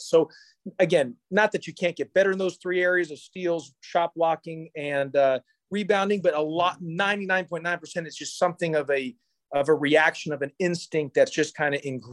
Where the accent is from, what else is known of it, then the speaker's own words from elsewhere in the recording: Houston, Texas, United States; I grew up in Houston, Texas